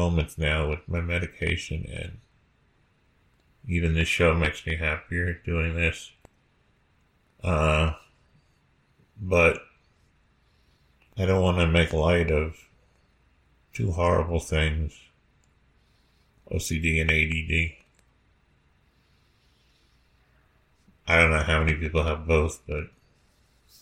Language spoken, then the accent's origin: English; United States; I grew up in America